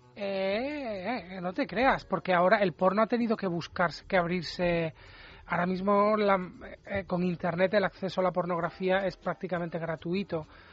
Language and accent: Spanish; Granada, Andalusia, Spain; Yo soy de Granada